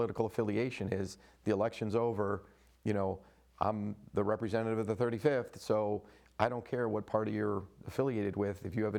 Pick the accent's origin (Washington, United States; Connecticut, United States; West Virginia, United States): Connecticut, United States; Clinton; I love my hometown and love Clinton.